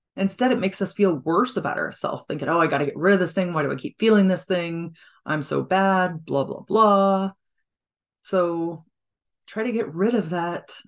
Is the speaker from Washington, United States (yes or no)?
yes; Washington, United States; I'm from Washington State